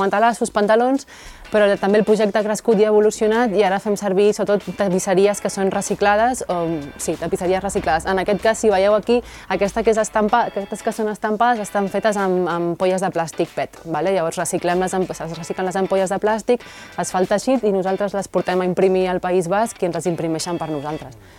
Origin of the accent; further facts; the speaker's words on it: Barcelona, Catalonia, Spain; moved away as an adult; also born or lived in Riudoms; now in Reus, Spain; som de Barcelona